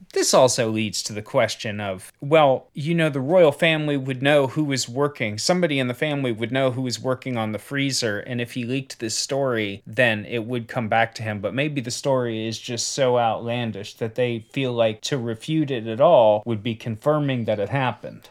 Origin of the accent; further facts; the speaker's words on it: United States; as an American